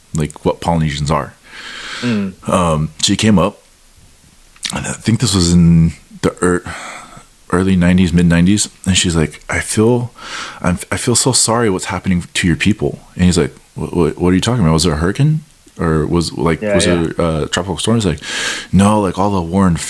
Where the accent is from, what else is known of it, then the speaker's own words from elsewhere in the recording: United States; growing up in the mainland